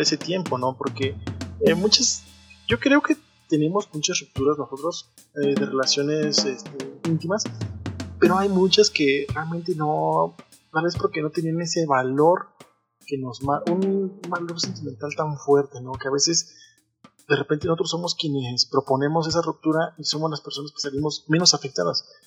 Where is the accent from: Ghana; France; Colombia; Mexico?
Mexico; Soy de México, vivo en la Ciudad de México, los saludo desde acá